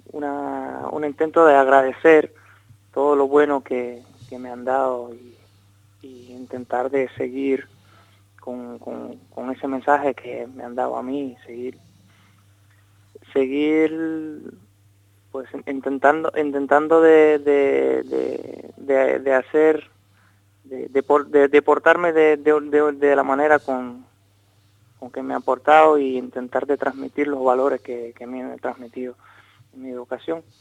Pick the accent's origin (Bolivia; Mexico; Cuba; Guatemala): Cuba; born there; moved away; also born or lived in Moscow, Russia; nací en una familia mixta de, padre cubano y madre rusa. Nací en Cuba, pero luego viví eh, bastante tiempo en Rusia, en Moscú.